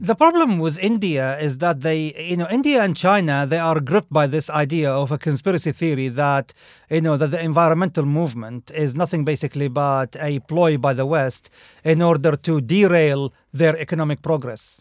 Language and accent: English; Saudi Arabia; moved away; I grew up in Saudi Arabia